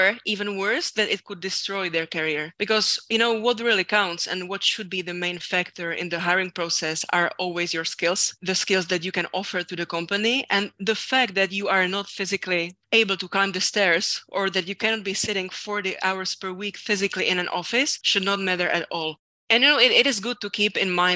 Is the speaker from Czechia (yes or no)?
yes; Czechia; also born or lived in France; my whole life in my home country